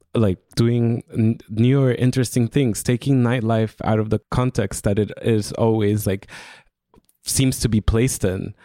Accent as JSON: {"language": "English", "country": "Honduras", "moved": "yes", "said": "I'm originally from Honduras"}